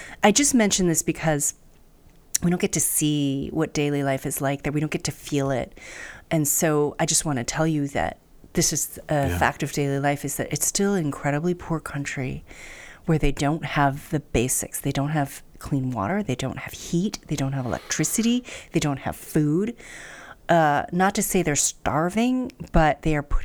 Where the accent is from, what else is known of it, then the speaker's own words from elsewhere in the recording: United States; I'm very lucky as an American.